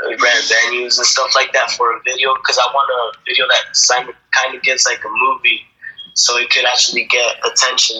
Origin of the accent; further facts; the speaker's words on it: Washington, United States; We're from Washington